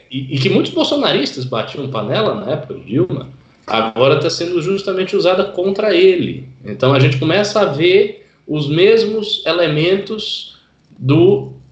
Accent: Salvador, Bahia, Brazil; Aí em Salvador, o prefeito lá que eu, que eu acompanho bem, que é minha terra, né

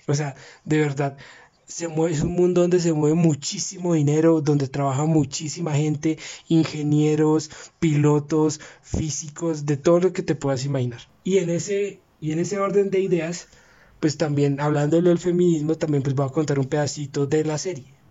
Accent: Colombia; aquí en Colombia nosotros somos como muy fanáticos del deporte

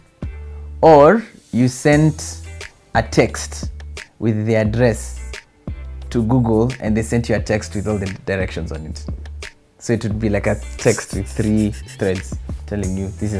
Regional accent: Kenya; accent: Kenyan; moved away as an adult; now in United States; I'm from Kenya.

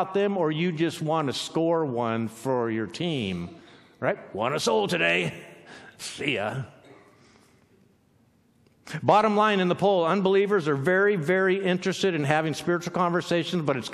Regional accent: Southern California, United States; now in Pacific Northwest, United States; We're from Southern California

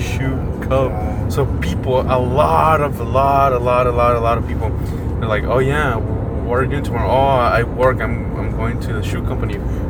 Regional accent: Chihuahua, Mexico; first language Spanish; English is a second language; I come from Chihuahua, and in Chihuahua, it's known that we pronounce the CH sh.

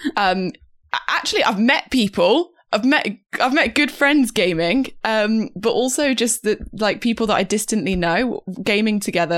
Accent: the middle of England, United Kingdom; moved away as an adult; also born or lived in Cambridge; now in London, United Kingdom; as I left my hometown, left, um, I guess like the middle of England, moved to Cambridge for uni and then moved to London afterwards

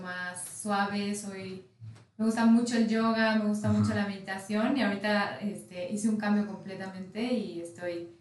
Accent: Mexico; soy mexicana de nacimiento, de corazón y fan de, de nuestro país

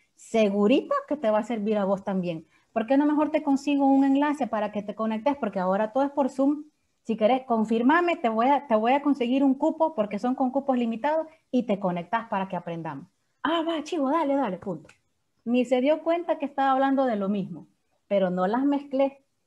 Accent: San Salvador, El Salvador; yo soy de San Salvador, pero todo el mundo cree que yo soy de Santa Ana

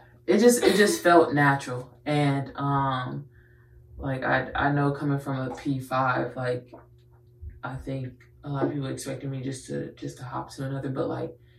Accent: Houston, Texas, United States; I'm born and raised in Houston.

